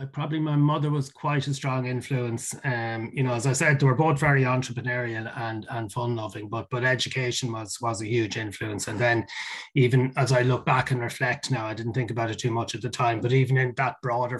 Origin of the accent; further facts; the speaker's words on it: Ireland; accent: Irish; I think people will pick up from my accent that I'm Irish, and so you know, I grew up in Ireland